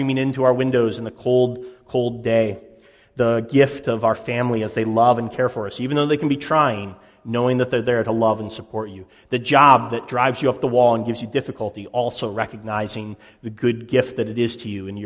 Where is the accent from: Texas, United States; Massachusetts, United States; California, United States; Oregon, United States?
Massachusetts, United States; Boston; as a Bostonian myself